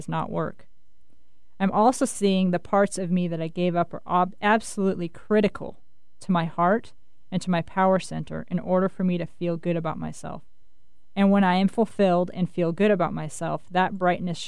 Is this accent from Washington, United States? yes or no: yes; Winthrop, Washington, United States; I grew up again in the Cascade Mountains in a town called Winthrop